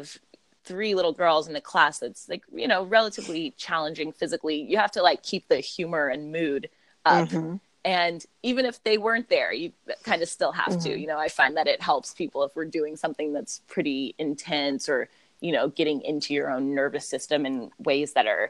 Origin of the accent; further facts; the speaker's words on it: Los Angeles, California, United States; I am from Los Angeles and currently live here.